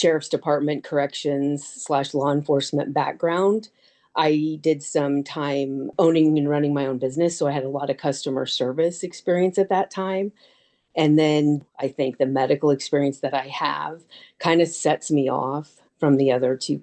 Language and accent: English; Tolono, Illinois, United States; now in Urbana, United States; I was raised in Tolono